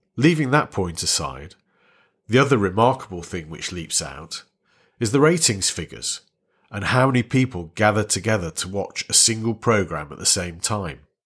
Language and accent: English; Warrington, North West England, United Kingdom; I was born in Warrington, which was then a small northern town in Lancashire